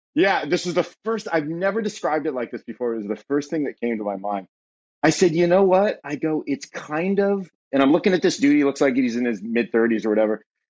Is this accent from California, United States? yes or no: yes; Southern California, United States; moved away as an adult; also born or lived in Ohio; now in Ashland, Ohio, United States; born and raised in Southern California